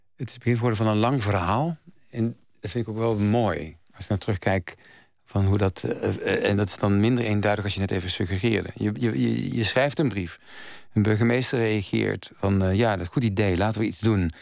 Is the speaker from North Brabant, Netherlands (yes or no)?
yes; North Brabant, Netherlands; ik ben van huis uit als Brabander